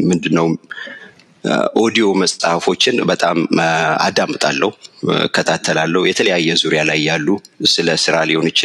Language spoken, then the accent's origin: Amharic; Addis Ababa, Ethiopia; አዲስ አበባ ካሳንችስ ነው የተወለድኩት ያደግኩት። እድገቴ እዛው ካሳንችስ ስቴዲዮም ምናምን እዛ አካባቢ ነበር በወቅቱ።